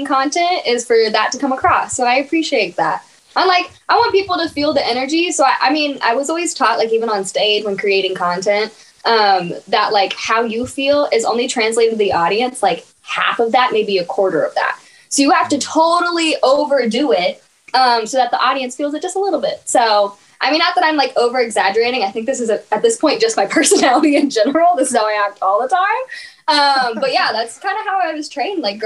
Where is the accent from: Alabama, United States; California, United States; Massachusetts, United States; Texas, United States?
Texas, United States; moved away as an adult; now in Los Angeles, United States; I'm from Texas